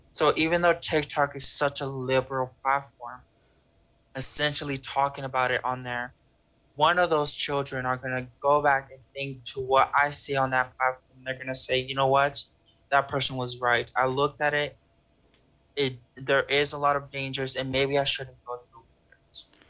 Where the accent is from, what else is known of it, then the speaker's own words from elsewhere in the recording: Texas, United States; I grew up in Texas